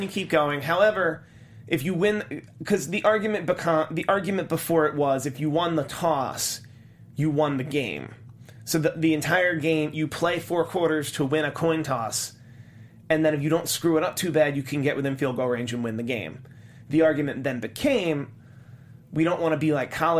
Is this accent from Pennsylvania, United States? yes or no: yes; Philadelphia, Pennsylvania, United States; As a Philadelphian